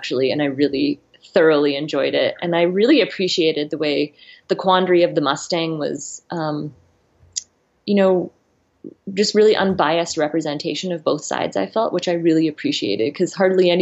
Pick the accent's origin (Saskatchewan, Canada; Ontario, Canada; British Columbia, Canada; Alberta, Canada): Saskatchewan, Canada; also born or lived in Arizona / New Zealand; now in Idaho, United States; I'm from the Great Northern Plains. I'm from Saskatchewan.